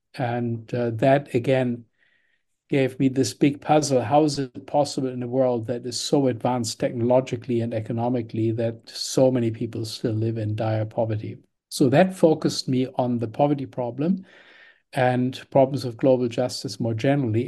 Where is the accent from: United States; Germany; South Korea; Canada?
Germany; moved away; I was born in Germany in the nineteen fifties